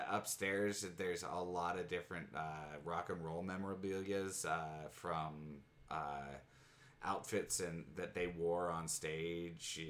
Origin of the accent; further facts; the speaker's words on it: just north of Seattle, Washington, United States; We had grown up just north of Seattle